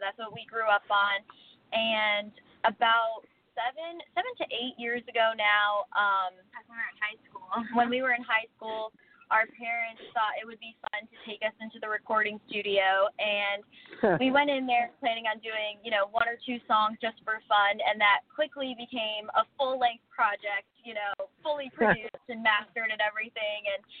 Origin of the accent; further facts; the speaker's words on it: Connecticut, United States; now in Nashville, United States; we're … and …. We're sisters. We're originally from Connecticut. I just turned 21 this past April